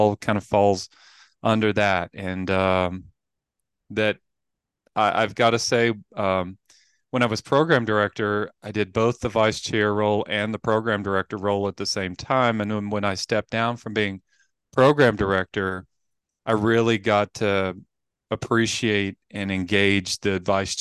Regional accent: Appalachian Mountains, United States; I grew up in the Appalachian Mountains

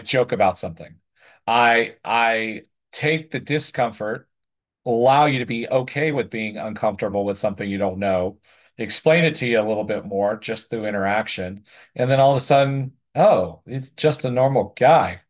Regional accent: the South, United States; I grew up in the South in a very conservative area

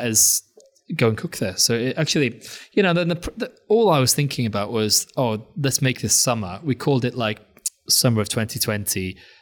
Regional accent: Anglesey, North Wales, United Kingdom; now in London, United Kingdom; when I was growing up in Wales

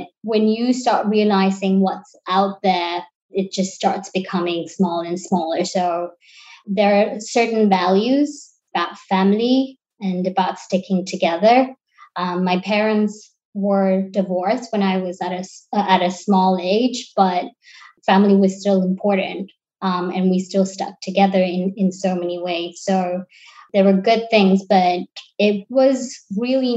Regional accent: Sri Lanka; moved away as an adult; also born or lived in London, United Kingdom; now in New York City, United States; So I'm originally from Sri Lanka. I lived in Sri Lanka till I was 18.

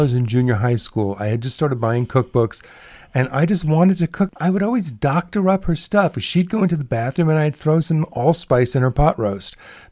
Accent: New York City, New York, United States; where I grew up in Bayside

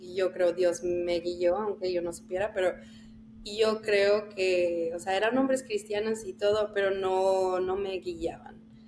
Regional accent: El Paso, Texas, United States; moved away; yo soy del Paso, entonces ahí estaba mi iglesia y desde chiquita

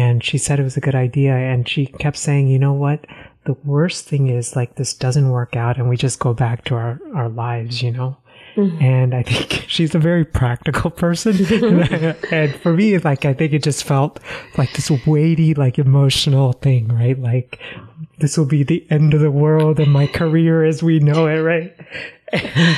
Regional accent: Texas, United States; also born or lived in Northeast United States; now in Northeast, United States; I grew up in Texas

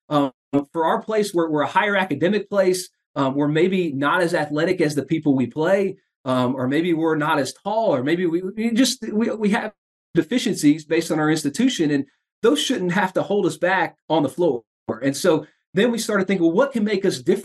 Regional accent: Indiana, United States; moved away; I grew up in Indiana

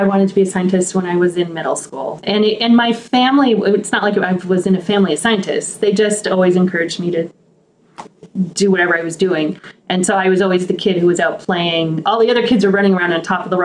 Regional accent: Helena, Montana, United States; I grew up in Montana on the eastern slopes of the Rockies in the capital city of Montana.

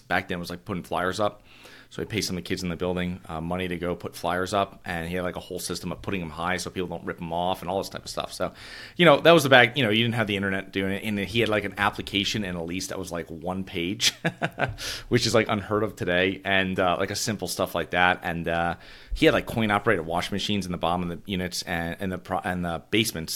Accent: Avon, Connecticut, United States; moved away; So I'm originally from Connecticut, and these are in a, um, I'm from a small town called Avon

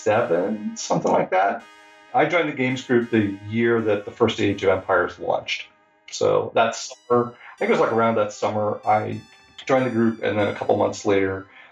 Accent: Pennsylvania, United States; moved away as an adult; also born or lived in Ohio; now in Seattle, United States; So I was going to school in Ohio State, in the middle of the country. And I grew up in Pennsylvania.

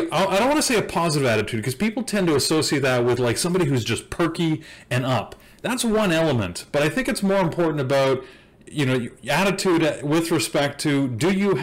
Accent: Canada; I'm Canadian

